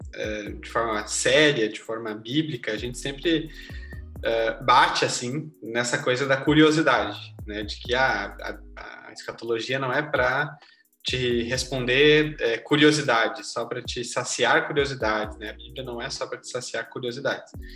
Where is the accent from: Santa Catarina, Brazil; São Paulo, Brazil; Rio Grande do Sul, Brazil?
Rio Grande do Sul, Brazil; Gravataí; sou aqui de Gravataí